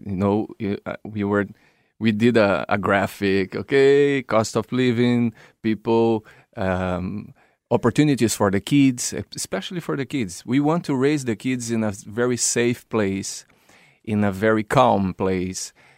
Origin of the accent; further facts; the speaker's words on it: Brazil; moved away as an adult; I was living in my original country, is Brazil